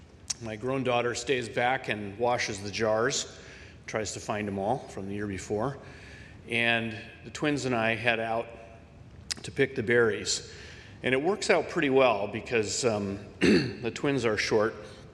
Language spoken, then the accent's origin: English; Minnesota, United States; moved away; Many of you know I'm from Minnesota originally, and Every summer, I get back there for a month or two with my family.